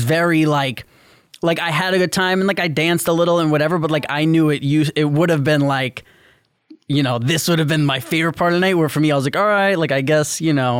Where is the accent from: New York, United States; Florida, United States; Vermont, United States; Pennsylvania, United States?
New York, United States; New York City; growing up in New York City